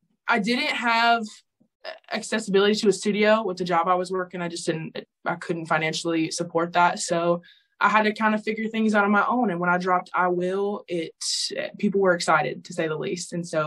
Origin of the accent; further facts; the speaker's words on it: Charlotte, North Carolina, United States; also born or lived in Tillman, South Carolina; now in Mebane, United States; but I've lived in North Carolina for the majority of my life. I've lived here for about 13 years. Grew up actually in Charlotte, and then we moved to this little town called Mebane, North Carolina, which is where we're at now.